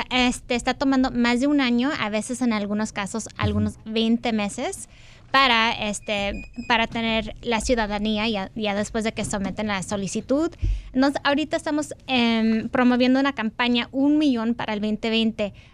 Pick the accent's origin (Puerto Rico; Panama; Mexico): Mexico; Guadalajara, Jalisco; Eh, de Guadalajara.